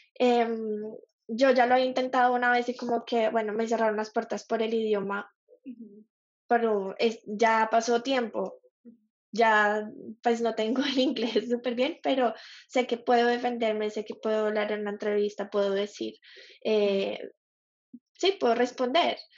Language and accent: Spanish; Colombia; moved away as an adult; now in Australia; soy colombiana, tengo 29 años, soy publicista, o bueno, es publicidad, pero ejerzo como diseñadora gráfica y estoy viviendo en Australia hace cinco años